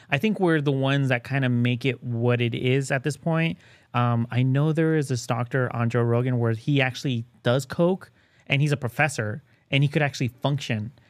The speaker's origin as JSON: {"language": "English", "country": "Mexico", "tie": "born or raised there", "moved": "yes", "said": "I was born in Mexico"}